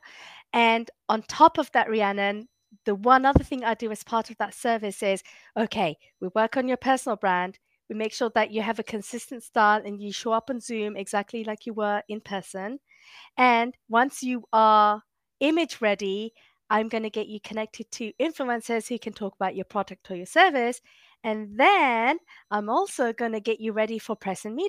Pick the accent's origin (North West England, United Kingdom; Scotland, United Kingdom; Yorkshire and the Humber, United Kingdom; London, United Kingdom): London, United Kingdom; moved away as an adult; now in Massachusetts, United States; I'm from East London, so like just right on Stratford.